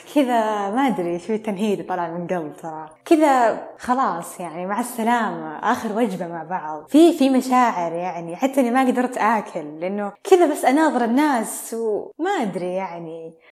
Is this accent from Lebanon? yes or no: no; Al-Qassim, Saudi Arabia; اني قصيميه